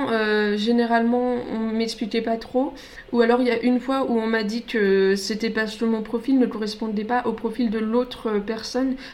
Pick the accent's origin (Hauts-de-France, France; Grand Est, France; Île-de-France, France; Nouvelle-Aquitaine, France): Grand Est, France; alors je viens du Grand Est, donc pour ceux qui se rendent pas compte, en fait, c'est carrément l'opposé. Moi, je viens du nord-est et là, c'est le sud-ouest.